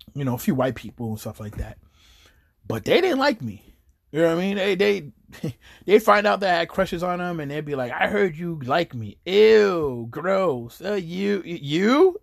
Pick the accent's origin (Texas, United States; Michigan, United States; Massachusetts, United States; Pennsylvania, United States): Massachusetts, United States; Chelsea; also born or lived in New York; when I was young and I moved out here to Chelsea from New York